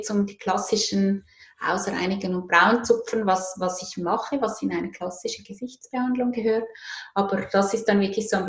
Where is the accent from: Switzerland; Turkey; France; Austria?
Switzerland; Zurich; Ich komme aus Zürich.